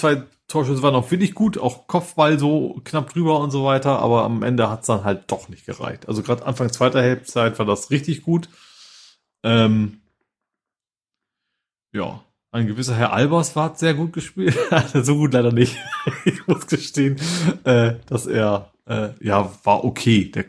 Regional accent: Hamburg, Germany; Den gegnerischen Trainer, den kennt man ja auch als Hamburger.

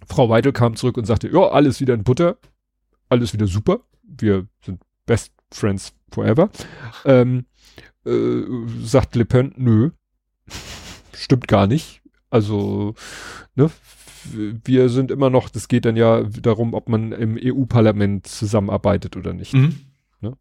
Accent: Hamburg, Germany; noch so im Dunstkreis von da, da, wo ich aufgewachsen bin

